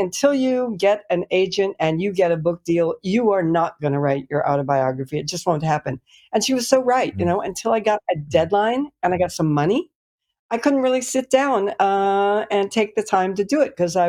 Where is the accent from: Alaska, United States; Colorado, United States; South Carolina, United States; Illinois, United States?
Colorado, United States; Colorado Springs; moved away; also born or lived in Kansas; I started out in Kansas. My parents actually lived on a farm for a while, and we moved then to Colorado Springs, Colorado.